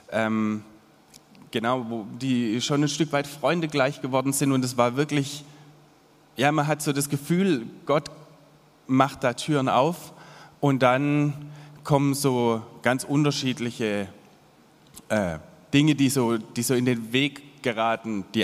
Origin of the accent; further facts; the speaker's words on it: Monakam, Baden-Württemberg, Germany; Ich bin zwar in Monakam aufgewachsen, was ja irgendwie ja, ich habe schon so mein Dorfkinderleben genossen, so am Wald und im Wald, viel im Wald auch.